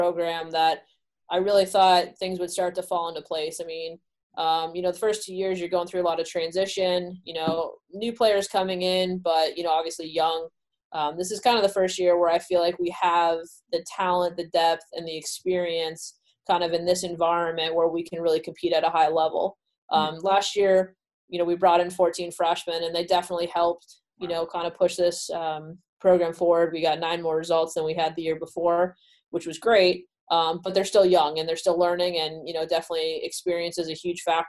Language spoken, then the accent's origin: English; Southern California, United States; now in Rhode Island, United States; I was born in Southern California, so I live pretty close to the beach.